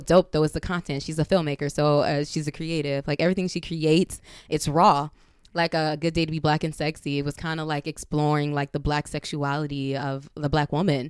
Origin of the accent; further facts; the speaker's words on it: Compton, California, United States; I'm from Compton.